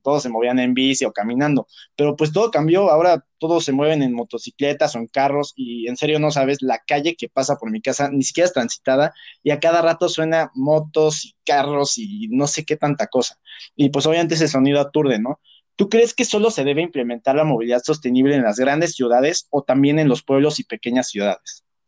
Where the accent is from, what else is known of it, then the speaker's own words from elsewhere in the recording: Texcoco, State of Mexico, Mexico; yo no soy de la Ciudad de México, yo soy de Texcoco